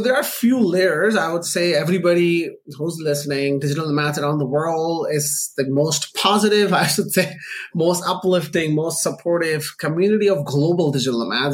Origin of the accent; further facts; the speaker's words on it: Pakistan; moved away; also born or lived in Canada; I'm Pakistani born Canadian, uh, like a naturalized Canadian citizen.